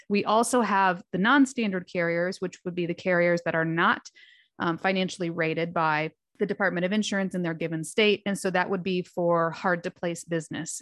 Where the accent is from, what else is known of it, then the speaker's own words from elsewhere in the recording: Fort Wayne, Indiana, United States; went back home to Fort Wayne, Indiana, which is my hometown